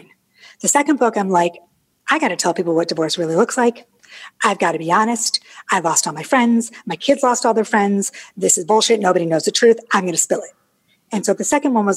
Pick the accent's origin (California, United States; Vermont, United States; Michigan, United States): Michigan, United States; Detroit; accent: northern; moved away as an adult; now in Charlotte, United States; I'm from Detroit. I'm totally northern